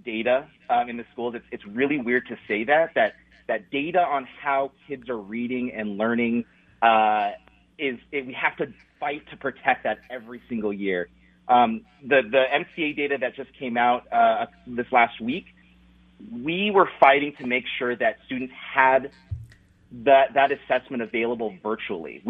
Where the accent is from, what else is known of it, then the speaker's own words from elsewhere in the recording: Washington, United States; now in Minnesota, United States; I'm originally from Washington State